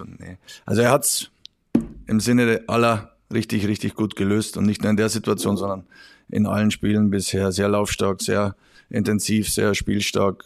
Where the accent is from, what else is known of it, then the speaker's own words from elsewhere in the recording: Regensburg area, Bavaria, Germany; in meiner Heimat